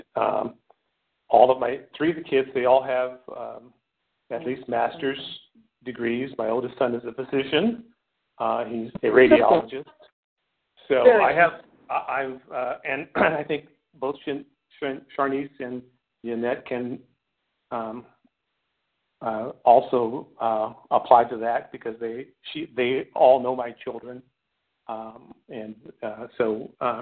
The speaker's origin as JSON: {"language": "English", "town": "Oakland", "region": "California", "country": "United States", "tie": "born or raised there", "moved": "yes", "lives_now": "Sacramento, United States", "said": "I am originally from Oakland. I grew up there, went to school there, went to Cal State Hayward"}